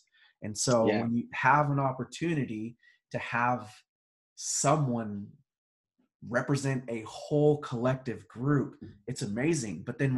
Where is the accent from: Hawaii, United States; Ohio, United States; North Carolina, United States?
Hawaii, United States; Yes, I was raised in Hawaii.